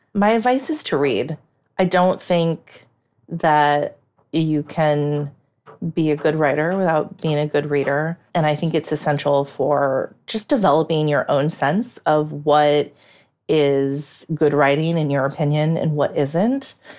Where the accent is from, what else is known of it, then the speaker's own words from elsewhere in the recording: United States; as an American